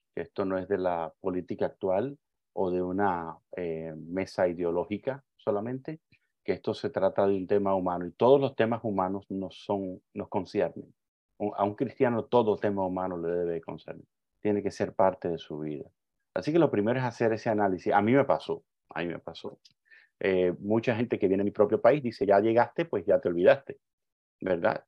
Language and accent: Spanish; Cuba; yo soy un cubano